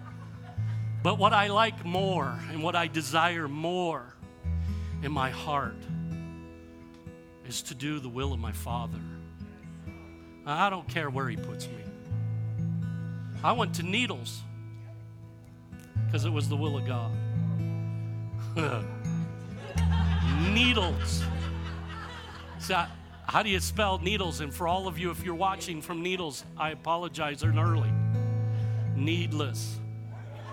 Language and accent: English; Michigan, United States; now in Kingman, United States; I grew up in Michigan where you didn't have to water grass for it to grow.